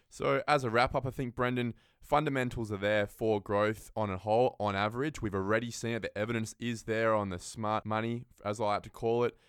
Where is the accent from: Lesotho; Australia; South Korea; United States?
Australia; Perth, Western Australia; also born or lived in Derby, Western Australia; I'm a West Australian born and bred. I was born in Derby up in the Kimberley and lived in Morley my whole life